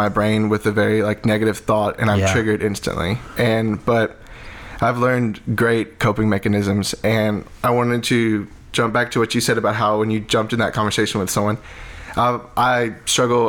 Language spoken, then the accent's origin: English; Lake Charles, Louisiana, United States; growing up in Lake Charles, was very involved with youth ministry